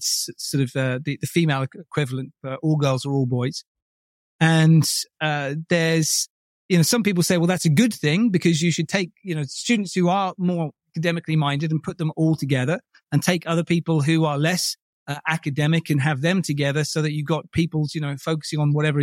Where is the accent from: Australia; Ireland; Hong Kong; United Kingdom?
United Kingdom; Buckinghamshire, South East England; born or raised there; also born or lived in Bromley, Kent